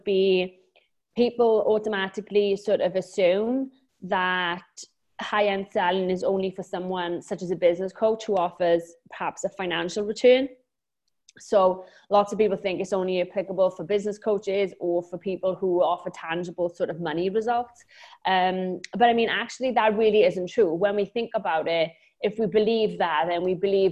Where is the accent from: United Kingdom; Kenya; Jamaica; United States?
United Kingdom; Wales; accent: Welsh; now in Lanzarote, Spain; I'm originally from Wales, hence the accent, but I live on a tiny island just off of Africa in the Canary Islands called Lanzarote